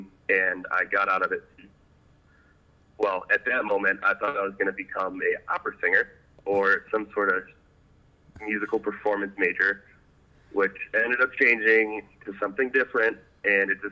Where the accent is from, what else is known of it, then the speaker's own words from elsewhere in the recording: Traverse City, Michigan, United States; I grew up in Traverse City, Michigan with my adoptive family.